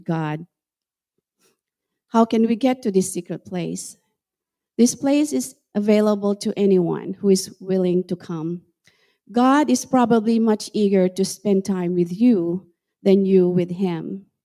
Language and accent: English; Central Luzon, Philippines; moved away as an adult; also born or lived in Washington, United States / Estherville, Iowa, United States; now in United States; I grew up in the Philippines, and I was raised in a town near Subic Bay.